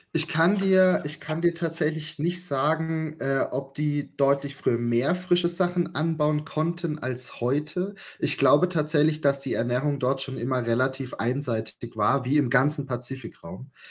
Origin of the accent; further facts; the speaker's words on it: Germany; bei uns in Deutschland